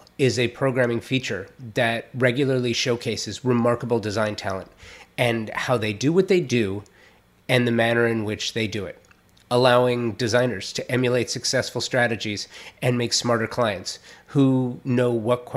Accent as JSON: {"language": "English", "town": "Los Angeles", "region": "California", "country": "United States", "tie": "born or raised there", "said": "I'm a native Angeleno, born and raised in Los Angeles, the Valley, to be more specific"}